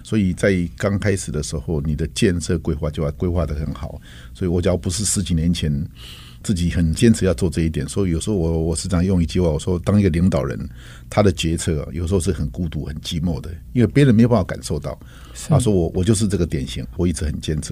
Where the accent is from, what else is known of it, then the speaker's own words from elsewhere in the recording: Taiwan; 台湾这块土地一直对我来说是有着一个深厚的前感，因为毕竟是这一个深厚的长长大的地方